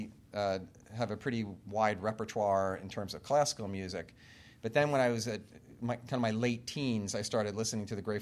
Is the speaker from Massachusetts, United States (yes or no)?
no; Long Island, New York, United States; I grew up on Long Island in New York